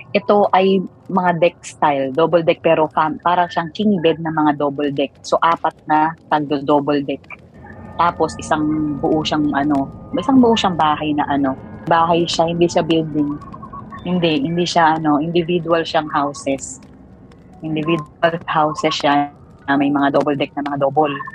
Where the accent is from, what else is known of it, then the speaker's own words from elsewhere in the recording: Mindoro, Mimaropa, Philippines; ako taga Mindoro